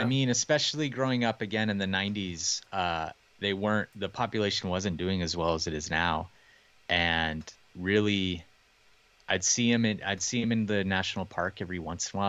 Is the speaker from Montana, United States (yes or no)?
yes; Montana, United States; I grew up here in Montana